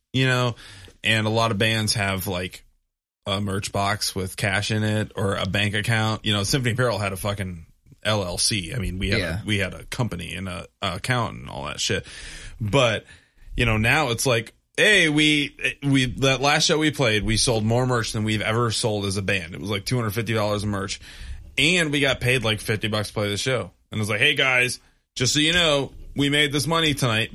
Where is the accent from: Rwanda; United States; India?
United States; Michigan; moved away as an adult; now in Columbus, United States; I'm from Michigan